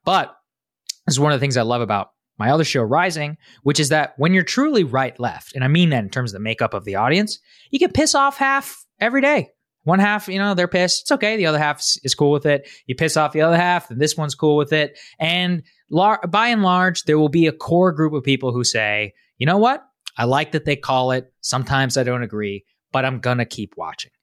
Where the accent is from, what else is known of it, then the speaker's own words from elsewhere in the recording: Texas, United States; I'm from Texas